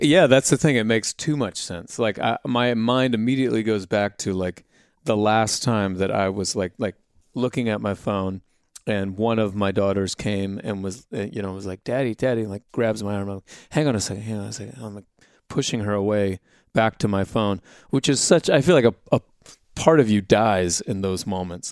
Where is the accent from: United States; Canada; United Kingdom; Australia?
United States; Indiana; moved away; we're from Indiana